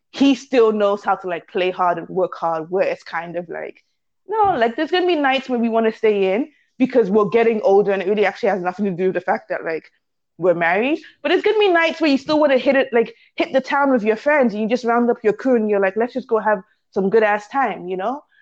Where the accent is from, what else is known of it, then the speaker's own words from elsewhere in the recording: Canada; I'm Nigerian British. once I got to London, I was like, no, I'm Nigerian Canadian.